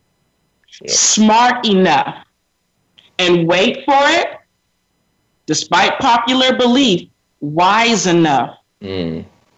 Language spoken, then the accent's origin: English; Sacramento, California, United States; I grew up predominantly in Sacramento, California